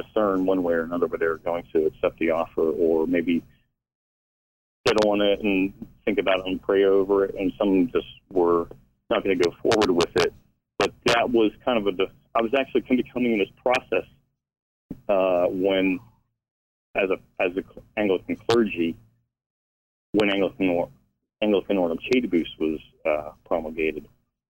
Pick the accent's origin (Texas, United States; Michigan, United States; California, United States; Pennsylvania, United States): Pennsylvania, United States; also born or lived in Eglin Air Force Base, Florida; now in Lacey, Washington, United States; I actually grew up evangelical in a small church in Pennsylvania.